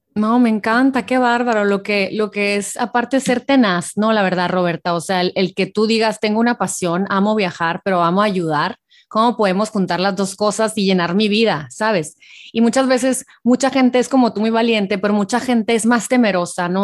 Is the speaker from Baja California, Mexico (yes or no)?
no; Hermosillo, Sonora, Mexico; mi tierra, Hermosillo